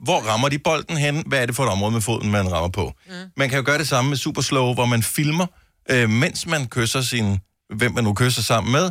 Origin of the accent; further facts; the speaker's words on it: Denmark; jeg er født i Danmark, og al min familie, så vidt jeg ved, er, bor i Danmark